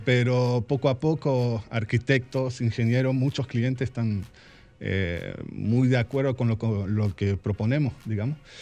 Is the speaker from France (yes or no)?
yes; France; also born or lived in Argentina; now in Santiago, Dominican Republic; Franco-argentino. Yo nací en Argentina y desde chiquito me fui a vivir a Francia y viví toda mi vida, la educación, todo, todo, en Francia.